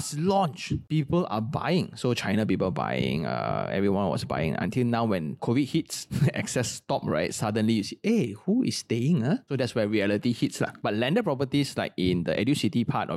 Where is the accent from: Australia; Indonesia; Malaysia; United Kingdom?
Malaysia; I'm a Malaysian